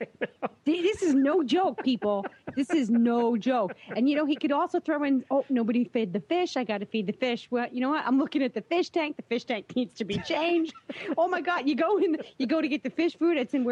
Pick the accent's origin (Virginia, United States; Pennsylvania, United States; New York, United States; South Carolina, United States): New York, United States; I'm from New York.